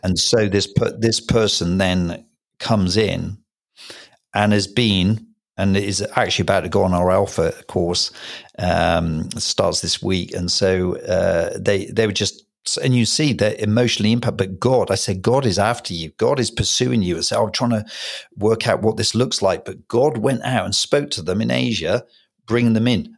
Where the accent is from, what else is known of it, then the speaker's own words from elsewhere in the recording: Hereford, West Midlands, United Kingdom; Special place, obviously, in my heart, because it's my hometown.